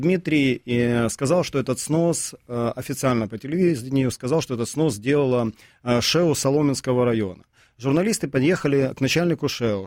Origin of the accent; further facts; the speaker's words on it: Kyiv, Ukraine; как для коренного жителя киевлянина